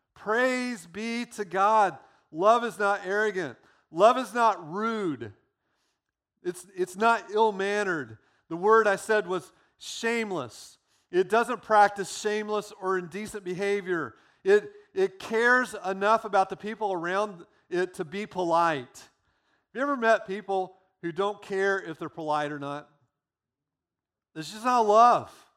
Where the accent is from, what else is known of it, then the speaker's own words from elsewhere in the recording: United States; being American